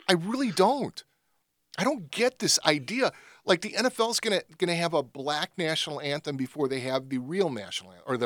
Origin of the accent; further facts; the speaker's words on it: Chicago, Illinois, United States; also born or lived in Tennessee; I was born in Tennessee, moved to Chicago, lived here